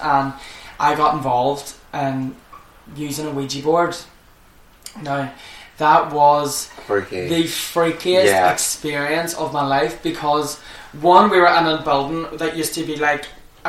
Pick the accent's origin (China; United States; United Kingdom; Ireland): Ireland; I'm Irish